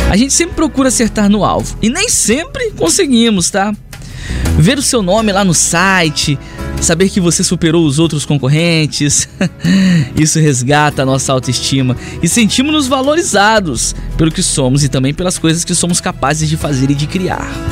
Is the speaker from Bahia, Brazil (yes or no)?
no; Linhares, Espírito Santo, Brazil; eu sou de Linhares.